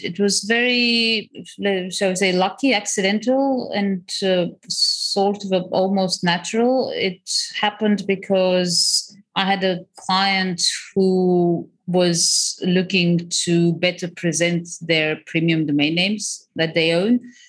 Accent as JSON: {"language": "English", "region": "Crimea", "country": "Ukraine", "tie": "born or raised there", "also_born_or_lived": "Bulgaria", "moved": "yes", "said": "I was born in Ukraine, in the Crimea. I grew up between the Crimea and Bulgaria. So kind of Eastern Europe, pretty what I find classic Eastern upbringing, which when I came to the West seemed like very exciting for everyone."}